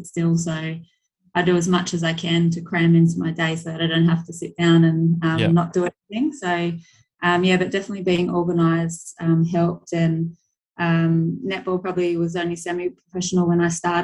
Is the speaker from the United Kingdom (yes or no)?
no; Woy Woy, New South Wales, Australia; I was from the New South Wales Central Coast, so that's like an hour north of Sydney